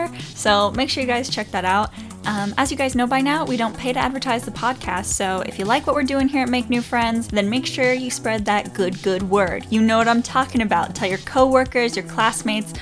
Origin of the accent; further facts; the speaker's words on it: the South, United States; we're from the South